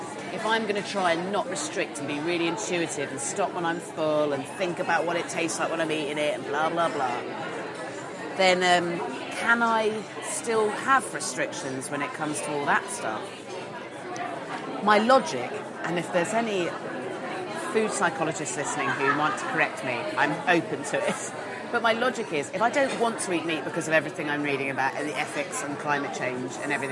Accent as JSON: {"language": "English", "town": "Swanage", "region": "South West England", "country": "United Kingdom", "tie": "born or raised there", "said": "I had a friend called Hayley when I was growing up in Swanage"}